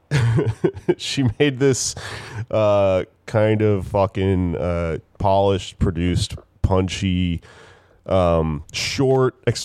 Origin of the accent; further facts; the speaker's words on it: Texas, United States; I'm a Mexican from Texas